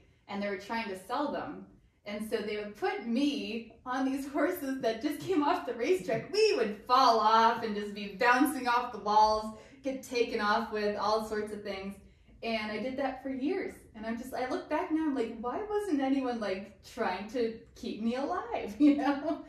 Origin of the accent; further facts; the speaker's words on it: Pittsburgh, Pennsylvania, United States; From Pittsburgh.